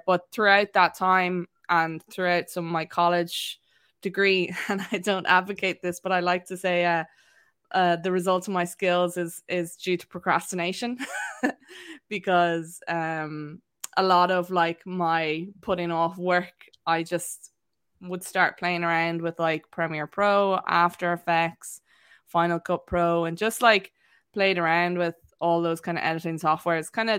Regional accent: Wexford, Leinster, Ireland; accent: neutral; actually originally from Wexford, and nobody can place me really because my accent is quite neutral. So I come from Wexford, went to boarding school in Waterford, then went to college in UL

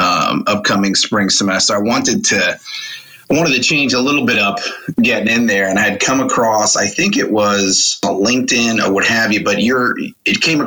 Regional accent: New York City, New York, United States; moved away as an adult; also born or lived in North Carolina; now in Charlotte, United States; No, I grew up in Queens, New York

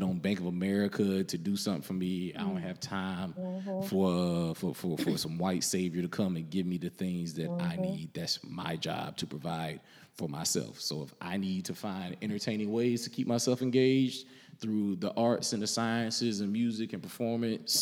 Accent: Greenville, South Carolina, United States; now in Charlotte, United States; I'm a transplant. So I'm not from here. I didn't grow up here. I'm from Greenville, South Carolina

